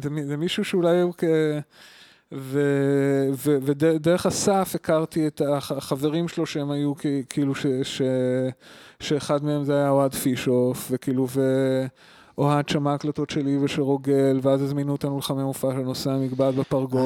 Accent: Tel Aviv, Tel Aviv District, Israel; also born or lived in Ramat HaSharon, Israel / Wageningen, Netherlands; אני אני בא מתל אה, אביב ורמת שרון

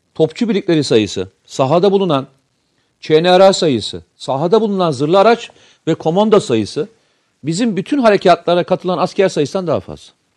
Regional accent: Samsun, Turkey; Ben Samsunluyum.

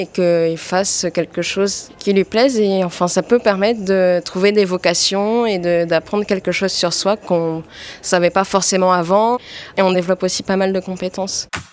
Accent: French Polynesia; moved away as an adult; now in Paris, France; je viens de Polynésie et je suis rentrée en France au mois d'août pour continuer mes études

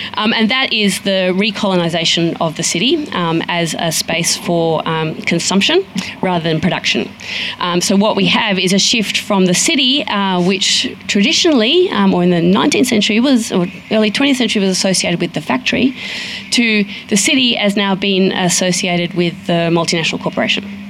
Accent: Sydney, New South Wales, Australia; I come from Sydney

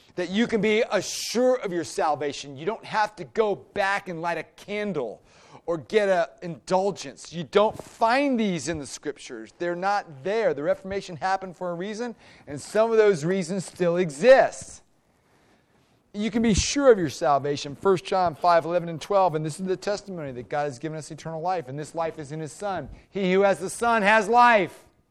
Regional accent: United States; as an American

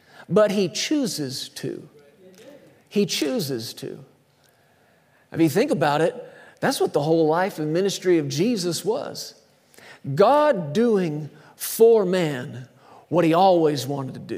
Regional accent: Texas, United States; I grew up in Texas.

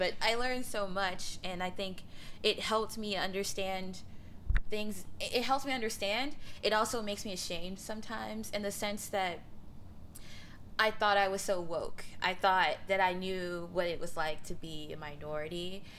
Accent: Mississippi, United States; I'm from Mississippi. Can you tell?

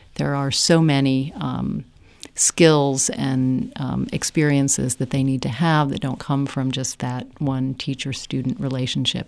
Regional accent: United States; moved away as an adult; now in Ireland; growing up as an American and being, um, a humanist in the United States.

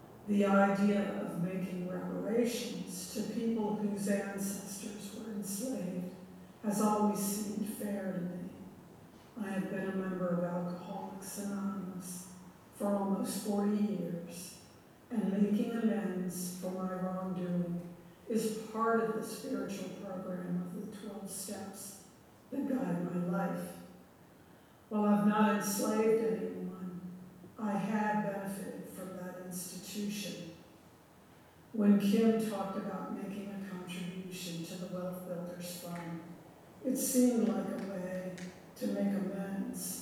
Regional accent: the South, United States; moved away; growing up in the South in the 60s and 70s

